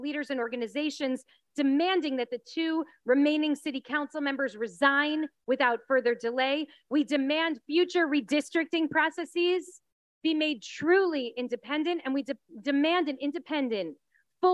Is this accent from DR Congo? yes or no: no; New York, United States; now in Los Angeles, United States; You know, I'm a New Yorker at heart, or I was once, but this is what I love about Los Angeles.